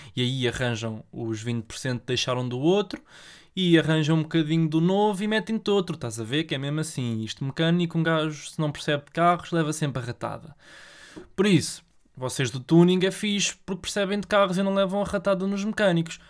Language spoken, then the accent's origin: Portuguese; Portugal; born or raised there